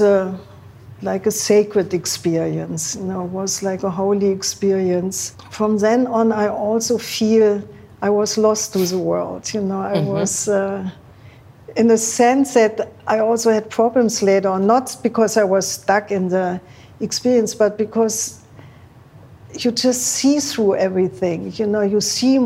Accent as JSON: {"language": "English", "country": "Germany", "tie": "born or raised there", "also_born_or_lived": "Berlin / Rome", "moved": "yes", "said": "growing up in Germany"}